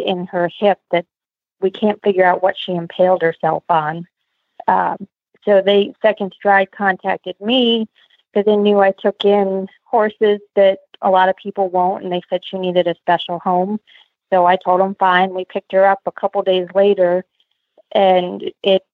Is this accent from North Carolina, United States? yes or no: no; Pennsylvania, United States; I grew up in Pennsylvania doing 4-H